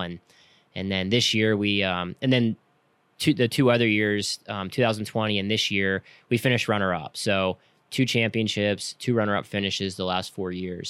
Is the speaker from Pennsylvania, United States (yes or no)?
yes; King of Prussia, Pennsylvania, United States; now in Lancaster, United States; I grew up outside of Philadelphia, uh, near King of Prussia area